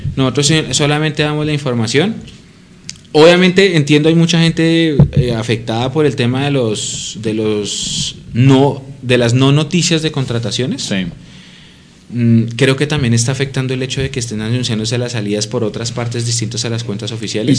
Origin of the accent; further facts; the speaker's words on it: Colombia; así somos los colombianos